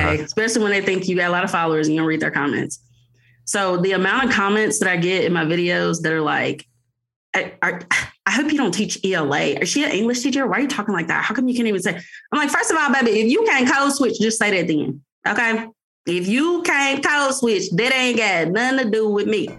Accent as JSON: {"language": "English", "town": "Jackson", "region": "Tennessee", "country": "United States", "moved": "yes", "lives_now": "Mississippi, United States", "said": "I'm from Jackson, Tennessee, but I live in Mississippi"}